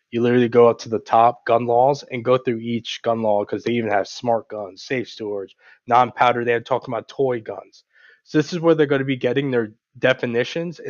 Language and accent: English; New York, United States; also born or lived in Georgia; now in Maryland, United States; my home state of New York